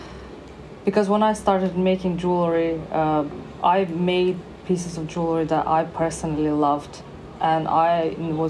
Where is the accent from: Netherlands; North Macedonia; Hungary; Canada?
North Macedonia; now in Bournemouth, United Kingdom; I'm originally from, I'm born in Macedonia. Now it's called North Macedonia.